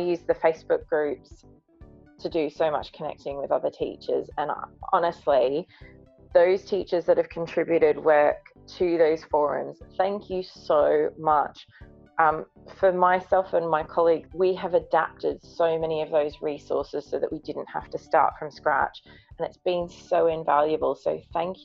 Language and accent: English; Brisbane, Queensland, Australia; moved away; I'm from Brisbane, where winter is actually warmer than our summer sometimes.